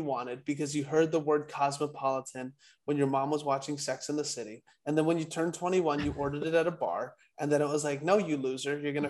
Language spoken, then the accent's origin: English; Hawaii, United States; I'm actually from Hawaii, Ka'imi Fairbairn. I grew up like 15 minutes away from him.